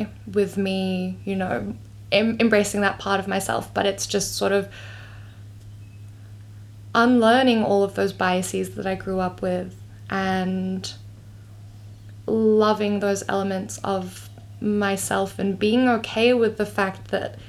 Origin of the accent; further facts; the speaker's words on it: Melbourne, Victoria, Australia; I grew up in Australia